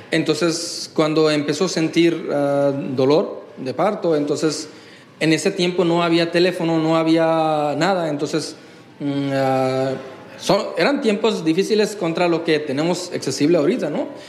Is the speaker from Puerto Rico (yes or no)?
no; Durgapur, West Bengal, India; born there; Spanish is a second language; Entonces ahí yo nací en Durgapur, West Bengal, y mm, era un punto de felicidad para la familia.